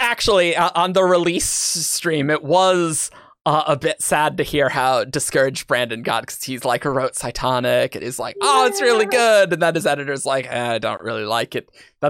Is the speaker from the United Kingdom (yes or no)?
no; Australia; What is spring? I'm from Australia. Things are topsy turvy.